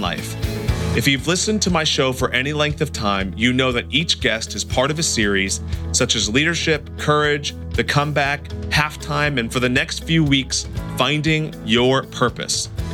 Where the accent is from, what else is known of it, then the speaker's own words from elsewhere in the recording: Santa Cruz, California, United States; I'm from Santa Cruz, California, so so we say dude and bro also